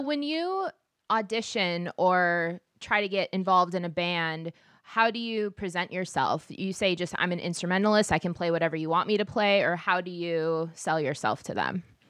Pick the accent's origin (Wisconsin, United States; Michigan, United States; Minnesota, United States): Minnesota, United States; Minneapolis